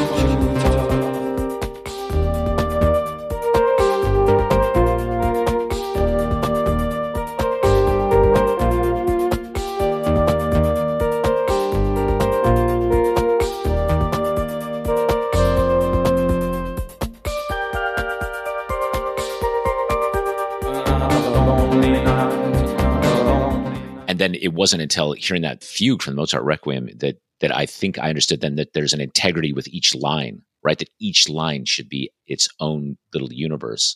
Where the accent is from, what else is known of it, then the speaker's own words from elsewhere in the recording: Nevada, United States; moved away as an adult; also born or lived in London; I grew up in Nevada